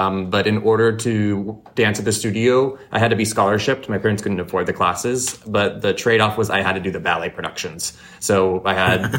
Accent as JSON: {"language": "English", "town": "Temecula", "region": "California", "country": "United States", "tie": "born or raised there", "lives_now": "Palm Springs, United States", "said": "I'm from Temecula, California."}